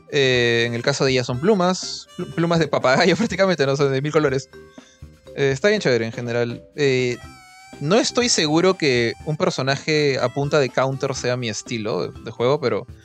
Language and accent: Spanish; Philippines; yo sí, yo soy filipina, me había olvidado, ya, yo soy filipina.